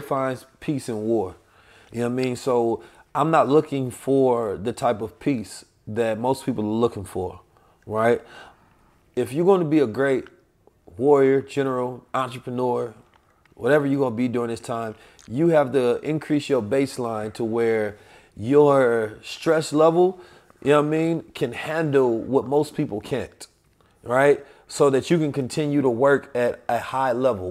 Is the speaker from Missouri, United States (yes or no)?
yes; St. Louis, Missouri, United States; also born or lived in Oakland, California; I'm from Oakland, California, grew up in Saint Louis